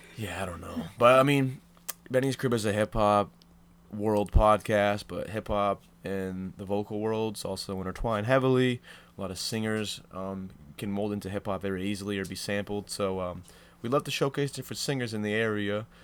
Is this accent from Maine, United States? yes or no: yes; Old Orchard Beach, Maine, United States; I grew up in Old Orchard Beach